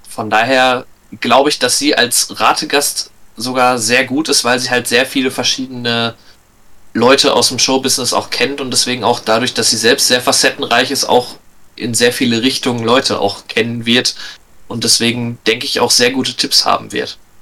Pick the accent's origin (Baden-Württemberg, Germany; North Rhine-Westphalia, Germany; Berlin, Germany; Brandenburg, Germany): North Rhine-Westphalia, Germany; Lippstadt; ich komme aus Lippstadt, einer kleinen Stadt, also klein, relativ, aber einer Stadt in der Nähe von Paderborn.